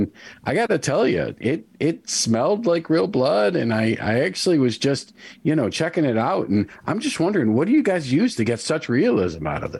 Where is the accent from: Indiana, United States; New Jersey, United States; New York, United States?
New York, United States; New York City; I'm from New York City, and I just, you know, I've seen so much fake blood on the stage